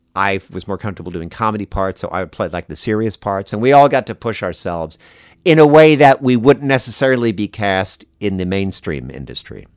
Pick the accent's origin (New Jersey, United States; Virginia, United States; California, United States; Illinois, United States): New Jersey, United States; I grew up in New Jersey